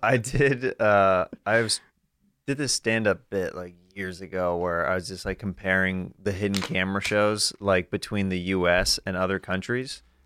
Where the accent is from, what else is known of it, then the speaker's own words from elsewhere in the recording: Kansas, United States; I'm from Kansas